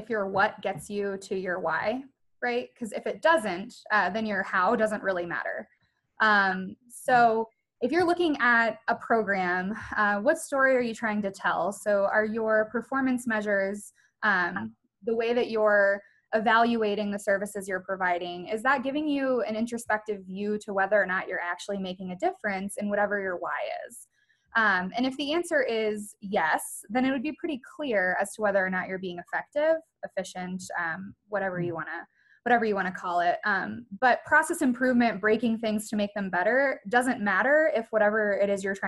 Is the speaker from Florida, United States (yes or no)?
yes; Florida Keys, United States; moved away as an adult; also born or lived in Colorado; I'm from the Florida Keys, so small town.